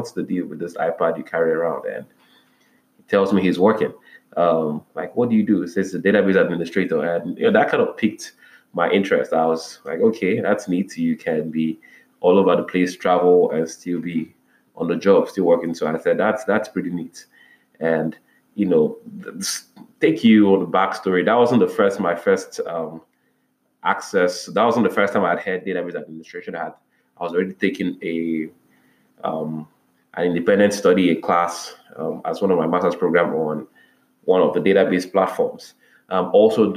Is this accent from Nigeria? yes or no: yes; Nigeria; I wound up in a very one of the prestigious Christian universities in Nigeria. That's, my home country